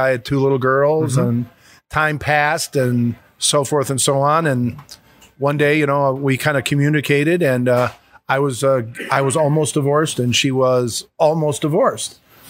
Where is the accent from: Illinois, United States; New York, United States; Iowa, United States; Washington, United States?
Illinois, United States; Chicago; moved away; I moved to Chicago. I'm from Chicago.